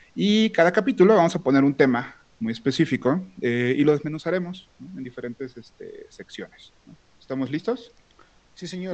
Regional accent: Manzanillo, Colima, Mexico; moved away; yo no vivo actualmente donde, de donde soy, soy de, soy de Manzanillo, si existe Colima

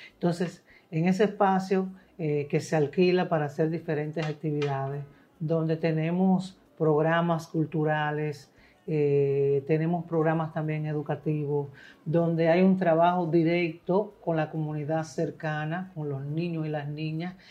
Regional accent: Montecristi, Monte Cristi, Dominican Republic; yo nací en Montecristi

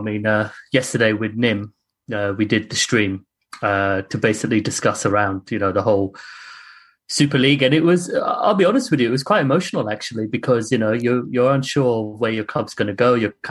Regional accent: United Kingdom; because you know, as a British, Asian, unfortunately, I've had racism.

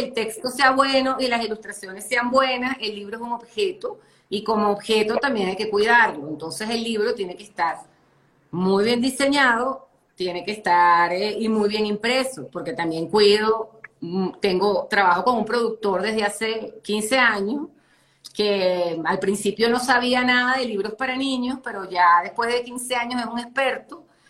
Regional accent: Caracas, Capital District, Venezuela; moved away as an adult; now in Colombia; yo soy caraqueña, yo crecí prácticamente cerca, del pues, en el mar

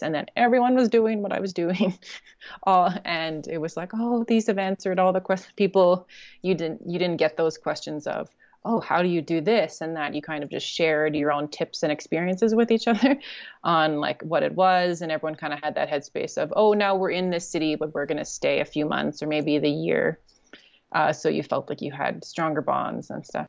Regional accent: Canada; moved away as an adult; also born or lived in China / South Korea; I'm from Canada

